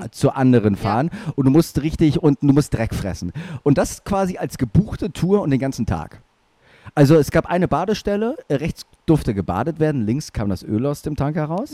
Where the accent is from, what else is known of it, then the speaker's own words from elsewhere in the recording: Germany; Deutschland ist manchmal doch gar nicht so schlecht. Wir sind so ein bisschen wie die Japaner